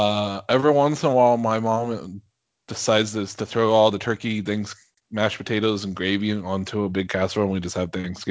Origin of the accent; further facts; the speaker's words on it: Washington, United States; moved away; everybody back home, in Washington, at least that I grew up